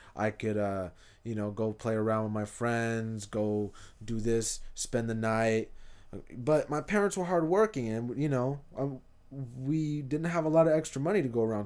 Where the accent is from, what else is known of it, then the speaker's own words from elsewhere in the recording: Hayward, California, United States; also born or lived in Fremont / Union City; South Hayward was, was where I'm from